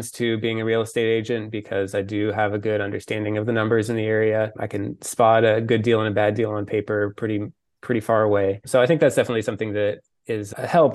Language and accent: English; Illinois, United States; moved away as an adult; also born or lived in New Orleans, Louisiana; now in Nashville, United States; I'm originally from Illinois, grew up in a small farm town up there